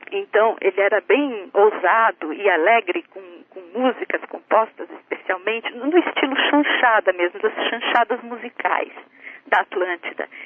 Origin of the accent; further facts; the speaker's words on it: Sertãozinho, São Paulo, Brazil; also born or lived in Santa Cruz do Rio Pardo, São Paulo; E em 1963 a gente mudou para Sertãozinho, também no interior de São Paulo, lá na região de Ribeirão Preto.